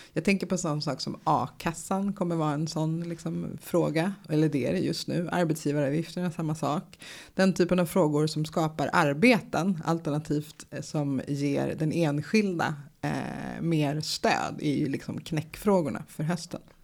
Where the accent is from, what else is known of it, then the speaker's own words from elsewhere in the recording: United States; now in Sweden; i USA där jag är uppvuxen